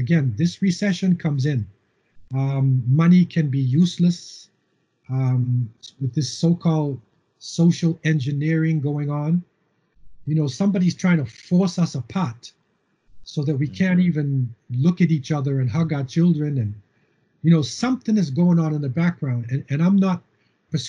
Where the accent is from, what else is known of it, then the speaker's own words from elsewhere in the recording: Cambridge, Massachusetts, United States; moved away as an adult; also born or lived in Boston, United States / Medina, Saudi Arabia; now in Canada; I was born in Boston and Cambridge, and I lived in a housing project in between MIT, Massachusetts Institute of Technology, and Harvard University. Okay, so I grew up